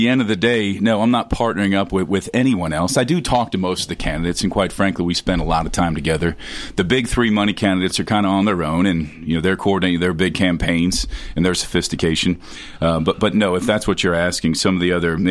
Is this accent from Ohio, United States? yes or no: yes; southern Ohio, United States; moved away as an adult; also born or lived in Fort Campbell, Kentucky; now in Tennessee, United States; I spent the first part of my life in Ohio. I grew up in southern Ohio